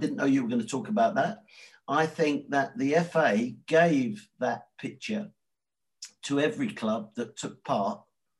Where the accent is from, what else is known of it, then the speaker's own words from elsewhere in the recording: Northolt, London, United Kingdom; I grew up in West London, not North London, in a place called Northolt. My mother's family were from Ealing. They were the Barwick family and actually quite notorious in that area. My father's family were from Hounslow.